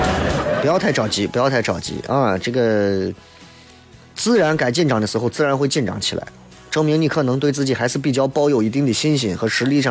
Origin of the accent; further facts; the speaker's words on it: Xi'an, Shaanxi, China; 你看我西安人哪个纹身在自己胳膊上纹个兵马俑？